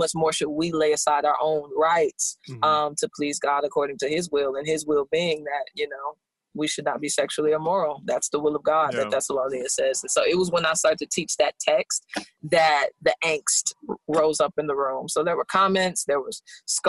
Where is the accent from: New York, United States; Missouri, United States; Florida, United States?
Missouri, United States; St. Louis; moved away; also born or lived in Los Angeles; I'm from St. Louis. We met in LA and we're all moving here.